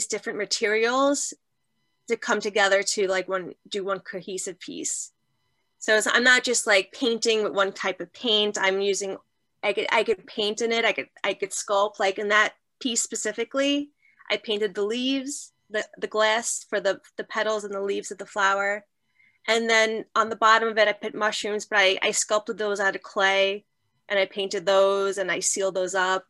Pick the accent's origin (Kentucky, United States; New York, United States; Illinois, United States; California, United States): New York, United States; New York City; I grew up in Marine Park, Brooklyn